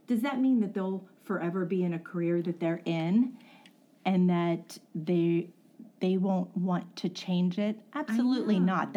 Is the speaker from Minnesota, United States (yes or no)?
no; West Newton, Pennsylvania, United States; I was born and raised in West Newton